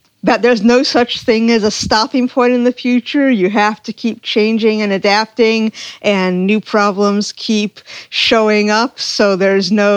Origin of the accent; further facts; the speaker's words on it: Cape Cod, Massachusetts, United States; now in Chesapeake Bay area, United States; I grew up on Cape Cod